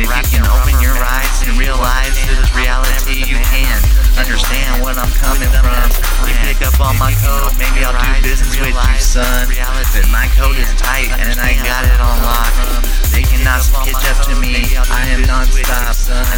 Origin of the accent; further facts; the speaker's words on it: California, United States; I'm from the Bay, Northern California, where I stay.